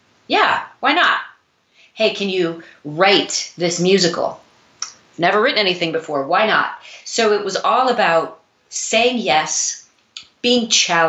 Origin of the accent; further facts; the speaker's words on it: Missouri, United States; now in New York City, United States; I moved to New York City from Missouri to pursue a career in dance.